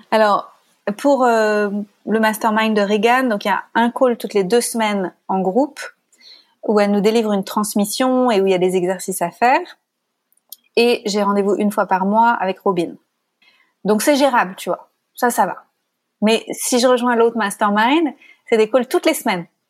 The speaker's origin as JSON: {"language": "French", "country": "France", "accent": "French", "said": "j'ai un accent. Et euh, quoique l'accent français c'est pas mal quand même"}